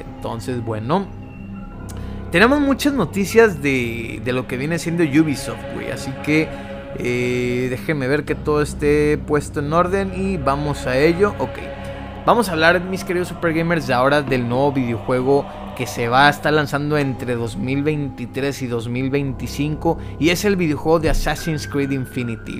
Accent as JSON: {"language": "Spanish", "country": "Mexico", "said": "soy mexicano"}